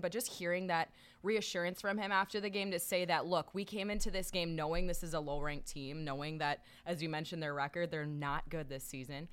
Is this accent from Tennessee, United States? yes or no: no; Minnesota, United States; I grew up in Minnesota